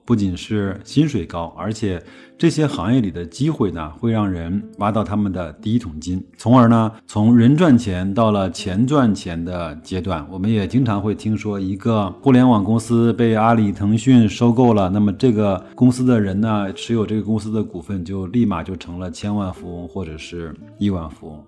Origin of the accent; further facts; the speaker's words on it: China; 就是我们中国人口的聚集程度还是很低的